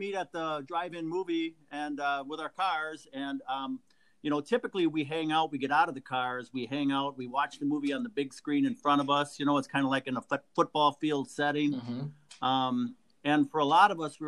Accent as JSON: {"language": "English", "region": "central Wisconsin", "country": "United States", "tie": "born or raised there", "said": "I grew up in central Wisconsin"}